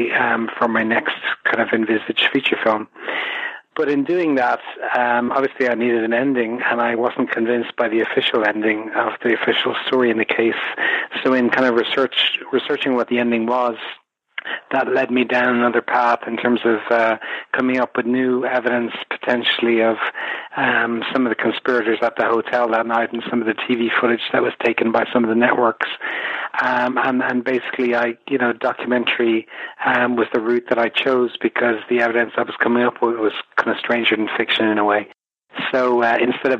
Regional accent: Ireland; I'm Irish and I come from a Kennedy-loving nation

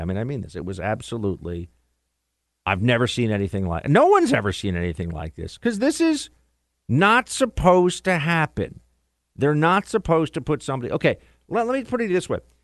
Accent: New York, United States; the Empire State, my home state

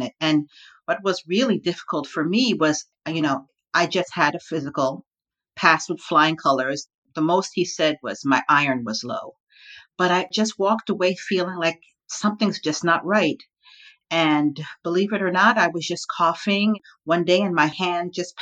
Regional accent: Long Island, New York, United States; also born or lived in Brooklyn, New York; I'm an unapologetic born New Yorker. I was born in Brooklyn, raised in the suburbs of Long Island.

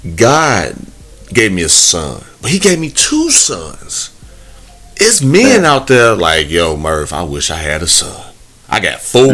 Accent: Midwest, United States; moved away; growing up in the Midwest I I don't live there no more

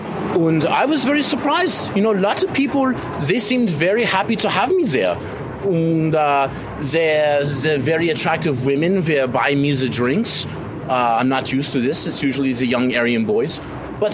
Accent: Munich, Bavaria, Germany; English is a second language; also born or lived in Berlin; now in San Francisco, United States; Where originally I'm from Munich, but I was living in the Berlin for the last 10 years or so, yeah.

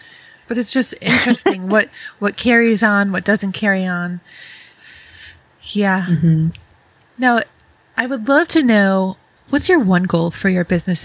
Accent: Rochester, New York, United States; I grew up in Rochester, New York, so not far from Canada

